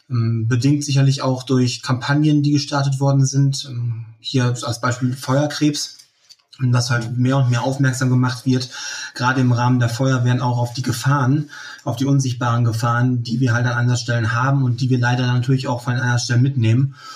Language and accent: German; Leer, Lower Saxony, Germany; Ich komme ähm, aus dem Landkreis Leer, aus der Stadt Leer, aus Friesland.